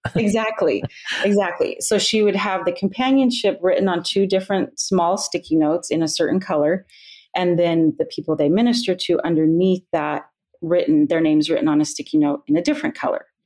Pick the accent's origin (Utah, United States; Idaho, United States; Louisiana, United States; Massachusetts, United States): Utah, United States; moved away as an adult; also born or lived in Iowa / Pennsylvania / Texas; now in Alaska, United States; I grew up in Utah